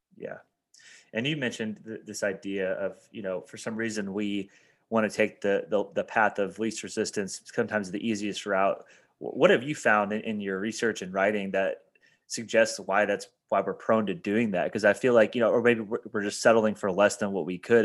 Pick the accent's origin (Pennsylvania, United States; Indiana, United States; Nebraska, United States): Indiana, United States; moved away as an adult; back in my hometown in Indiana.